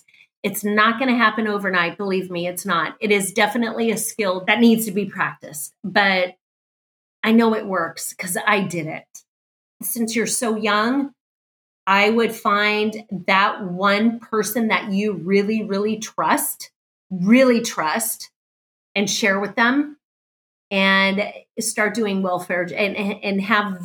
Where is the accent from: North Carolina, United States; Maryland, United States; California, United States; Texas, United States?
California, United States; I was raised in California